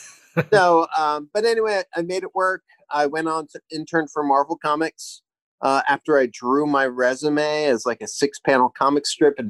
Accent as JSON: {"language": "English", "region": "Hawaii", "country": "United States", "tie": "born there", "said": "I grew up in a military family. I was born in Hawaii. We traveled around a lot."}